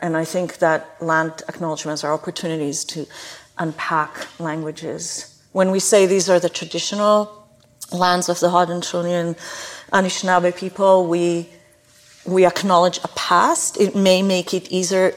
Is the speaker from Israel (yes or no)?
yes; Israel; moved away as an adult; now in Canada; I grew up in Israel where there are four different climates in a tiny little country